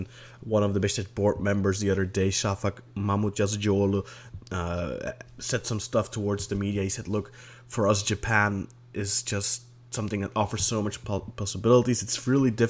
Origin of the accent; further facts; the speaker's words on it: Belgium; I'm from Belgium